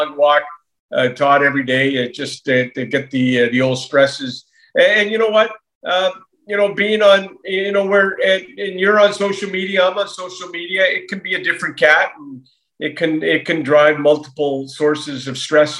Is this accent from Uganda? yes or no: no; New Westminster, British Columbia, Canada; growing up in Queensborough, New West